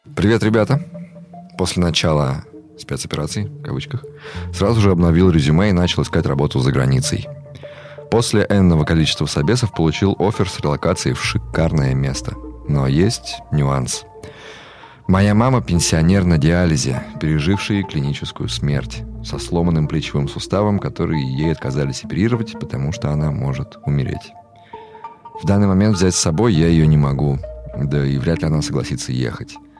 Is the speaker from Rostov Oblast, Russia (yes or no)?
no; Ivanovo, Ivanovo Oblast, Russia; moved away as an adult; also born or lived in Minsk; Я там, ну, вырос в Иваново, в Иванове